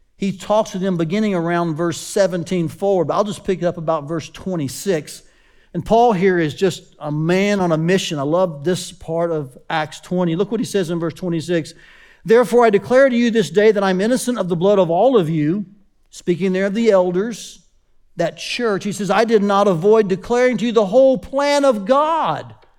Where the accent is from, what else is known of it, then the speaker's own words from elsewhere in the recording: Chattanooga, Tennessee, United States; Growing up in Chattanooga, Tennessee, um, my pastor's name was Doctor Lee Robertson.